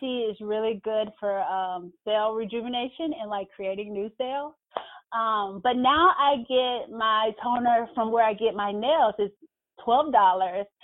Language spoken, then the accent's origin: English; Mississippi, United States; we grew up in Mississippi